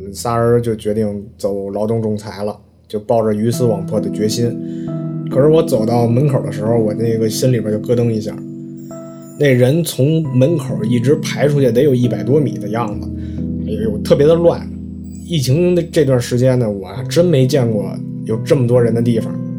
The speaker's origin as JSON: {"language": "Chinese", "region": "Henan", "country": "China", "also_born_or_lived": "Wuhan", "accent": "Henan dialect", "moved": "yes", "said": "我就用河南话和他们一起喊"}